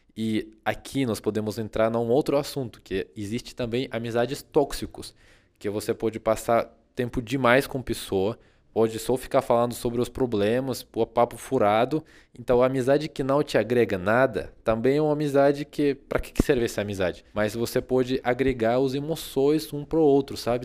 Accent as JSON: {"language": "Portuguese", "country": "Russia", "second_language": "Portuguese", "moved": "as an adult", "lives_now": "Brazil", "said": "eu me mudei da Rússia para o Brasil"}